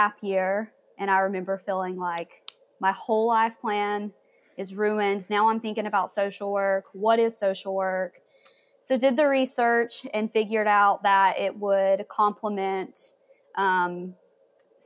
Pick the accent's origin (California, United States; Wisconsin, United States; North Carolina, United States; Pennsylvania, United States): North Carolina, United States; Hickory; now in Asheville, United States; I grew up in Hickory